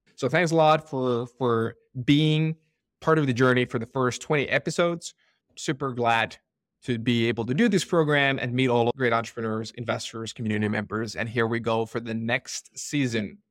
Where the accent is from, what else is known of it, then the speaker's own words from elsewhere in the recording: Finland; moved away; growing up in Finland